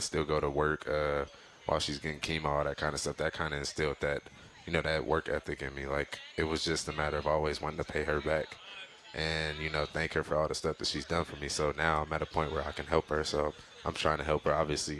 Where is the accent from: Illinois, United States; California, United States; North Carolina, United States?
California, United States; Inglewood; I grew up in Inglewood, California.